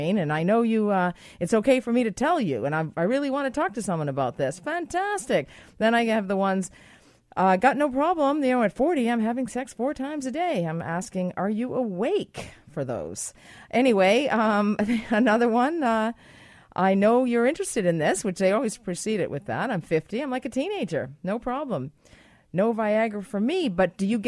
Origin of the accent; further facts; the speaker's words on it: Boston, Massachusetts, United States; I'm from Boston